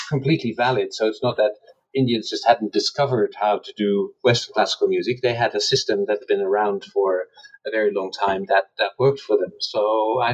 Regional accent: Netherlands; So I grew up in the Netherlands.

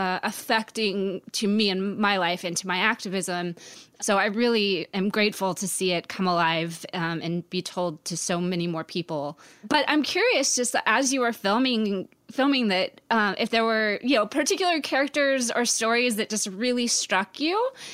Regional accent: Western North Carolina, United States; I grew up in Western North Carolina, so I have a deep kind of spiritual and emotional connection to the Appalachian Mountains.

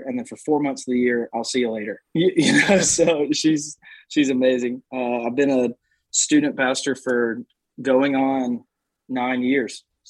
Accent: South Carolina, United States; Well, I'm from South Carolina, born and raised here in the upstate.

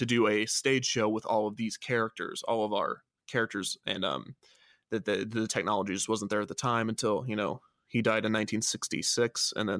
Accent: Kansas City, Missouri, United States; which was my home park growing up because I was from the Kansas City area.

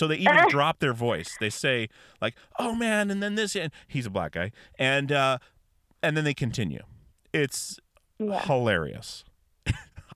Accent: Alaska, United States; I grew up in Alaska fishing with my dad

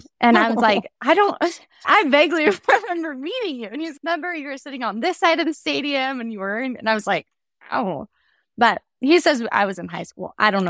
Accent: Salmon, Idaho, United States; Growing up, I grew up in Salmon, Idaho. As a kid, I loved horses.

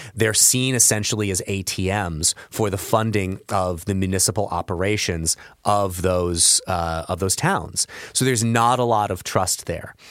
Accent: Belleville, Illinois, United States; I grew up in Belleville, Illinois, which is right across the river from Saint Louis, Missouri

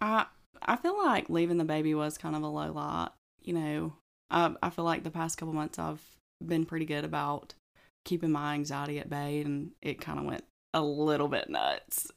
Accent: Huntsville, Alabama, United States; moved away as an adult; now in Gadsden, United States; I'm originally from Huntsville.

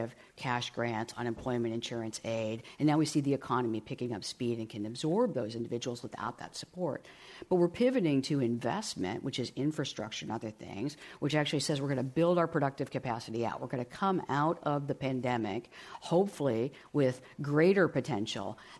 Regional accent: Midwest, United States; I grew up in the Midwest.

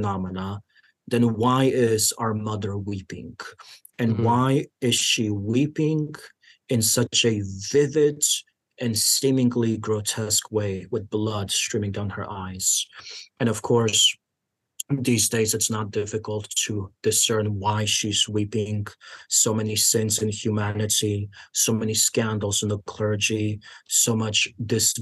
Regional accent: Chicago, Illinois, United States; I grew up in Chicago in the 90s

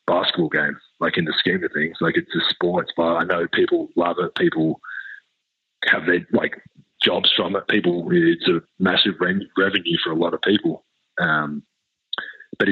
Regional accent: Australia; now in Utah, United States; being Australian

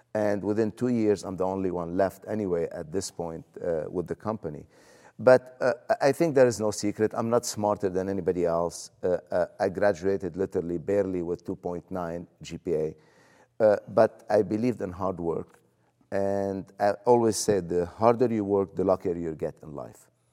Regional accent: Lebanon; moved away as an adult; now in United States; where are you from?" I said, "Lebanon."

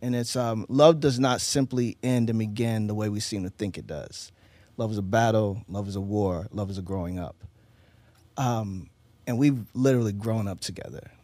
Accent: Eastern Shore of Maryland, United States; also born or lived in Baltimore; I was born in Baltimore, grew up in, on the Eastern Shore in the D M V of Maryland

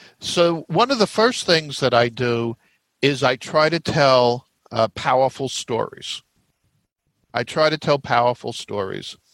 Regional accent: New York metro area, United States; I'm from the New York metro area

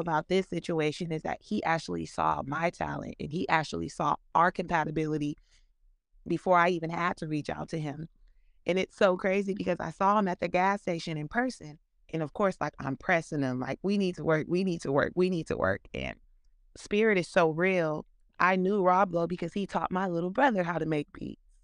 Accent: Pittsburg, California, United States; I'm from Pittsburgh, California. That's a small town, a little bit in between Stockton, California, and Oakland, California

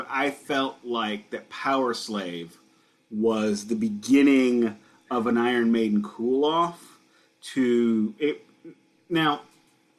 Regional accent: United States; I'm an American

